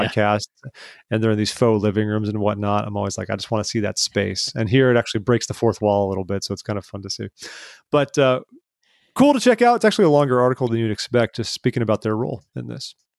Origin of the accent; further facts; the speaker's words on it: Placentia, California, United States; moved away as an adult; also born or lived in Utah; I grew up in the ci, in a city called Placentia